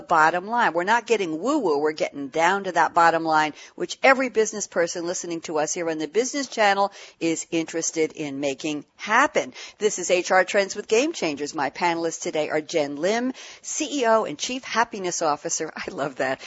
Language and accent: English; New York City, New York, United States; now in Long Island, United States; I grew up in Queens and I'm on Long Island.